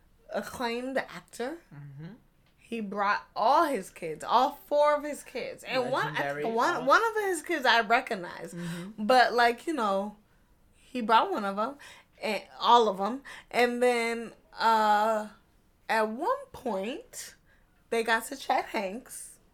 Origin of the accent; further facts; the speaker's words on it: United States; us American-born West Indians